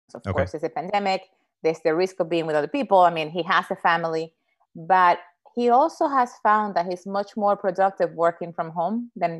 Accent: New York, United States; also born or lived in Dominican Republic; I was a high school teacher in New York City. And I mean, I grew up there, but I'm originally from the Dominican Republic. I went to New York when I was

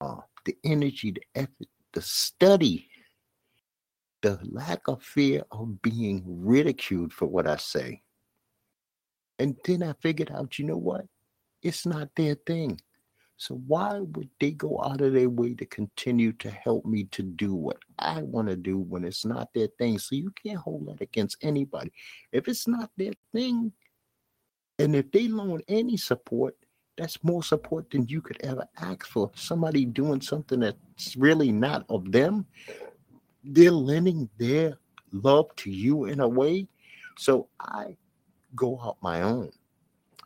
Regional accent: United States; I'm an American kid, but I learned the steel drums double tenor

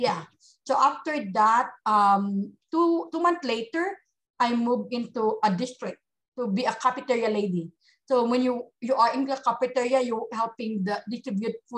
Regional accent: Bacolod, Western Visayas, Philippines; moved away as an adult; now in United States; I came from the Philippines, of course, in Bacolod City, we're the same hometown.

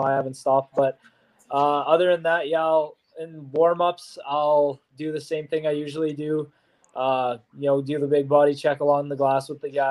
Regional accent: Saskatchewan, Canada; now in Portland, United States; I'm from Saskatchewan

